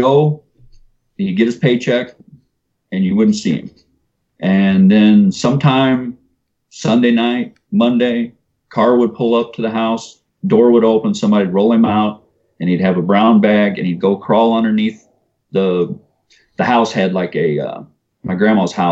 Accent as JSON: {"language": "English", "town": "O'Fallon", "region": "Missouri", "country": "United States", "tie": "born or raised there", "also_born_or_lived": "North St. Louis, Missouri", "said": "I grew up on Highway K, and everywhere you see a shopping center used to be a field that we used to party"}